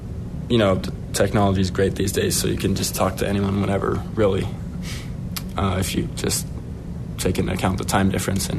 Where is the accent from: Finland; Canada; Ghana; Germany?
Finland; Sure. I mean, it's a small, well, I guess kind of big country, but compared to the U.S., it's small. We only have 5.5 million people, so population small for sure.